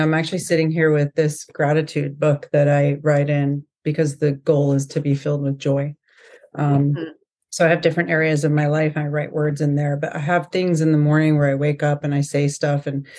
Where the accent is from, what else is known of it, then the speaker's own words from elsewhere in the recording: Florida, United States; also born or lived in California / New York; I'm from California, grew up in Florida. I've lived in New York for 10 years, lived all over the country.